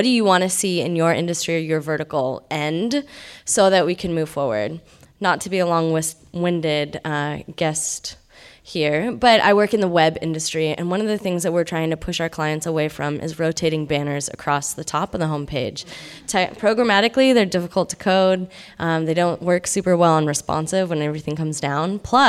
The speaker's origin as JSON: {"language": "English", "town": "Carmichael", "region": "California", "country": "United States", "also_born_or_lived": "Los Angeles", "lives_now": "Sacramento, United States", "said": "I'm from Carmichael, California, currently living in Midtown, though I did a short stint in Los Angeles, 7 years for school."}